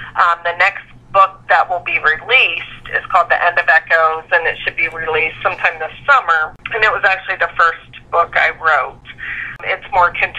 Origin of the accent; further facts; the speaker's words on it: Lancaster, Ohio, United States; I grew up in Lancaster, Ohio, which is a small town southeast of Columbus